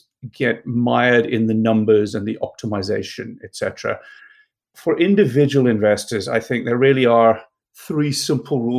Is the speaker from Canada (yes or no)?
no; South Africa; moved away as an adult; I grew up in South Africa